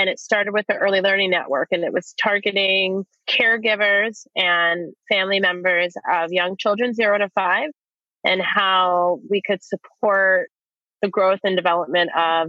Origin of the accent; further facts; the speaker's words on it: East Coast, United States; moved away as an adult; now in Portland, United States; I'm originally from the East Coast, but have been here for almost 20 years. I came out here in my 20s